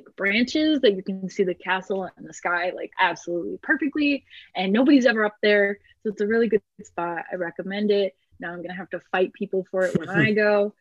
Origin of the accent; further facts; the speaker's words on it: near Delavan, Wisconsin, United States; near my hometown